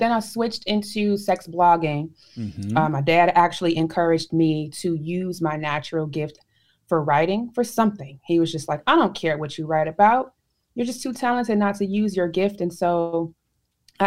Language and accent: English; Chicago, Illinois, United States; I'm from Chicago, Illinois